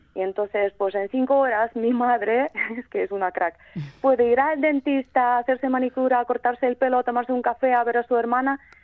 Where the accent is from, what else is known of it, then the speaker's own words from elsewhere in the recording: Kremenchuk, Poltava Oblast, Ukraine; Spanish is a second language; moved away as an adult; also born or lived in Transcarpathia; now in Vitoria-Gasteiz, Spain; es esta ciudad, es de donde soy yo, se llama Kremenchuk.